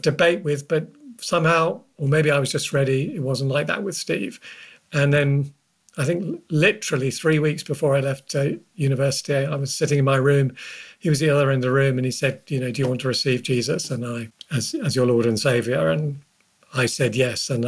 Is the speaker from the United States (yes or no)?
no; London, United Kingdom; I grew up in North London, the son of a Ukrainian Jewish man, my father, and a Celtic Pict Glaswegian socialist mother